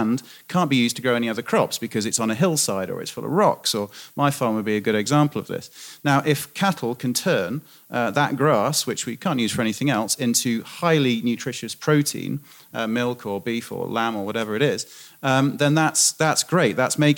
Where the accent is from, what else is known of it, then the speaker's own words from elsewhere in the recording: United Kingdom; Now, as a British farmer, I would agree absolutely